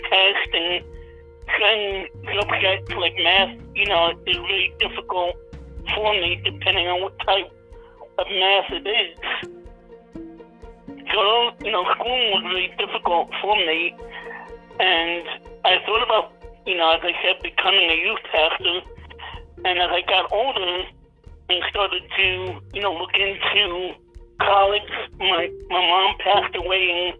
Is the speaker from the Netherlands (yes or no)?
no; New York City, New York, United States; I was born and raised in, Jamaica, New York. And I was raised in, for most of my life, I was raised in Queens, New York, in Richmond Hill